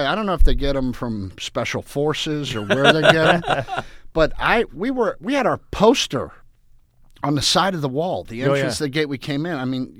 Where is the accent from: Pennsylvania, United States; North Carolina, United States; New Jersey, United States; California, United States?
Pennsylvania, United States; Pittsburgh; I just have that fatalistic Pittsburgh thought pattern, and I'm Irish